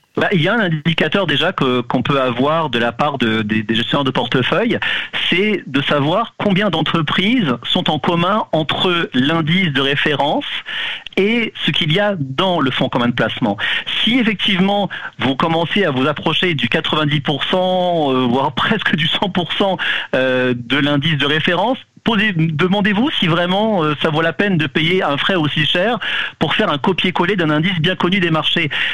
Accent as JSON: {"language": "French", "country": "France", "moved": "yes", "lives_now": "Canada", "said": "Je suis d'origine de France"}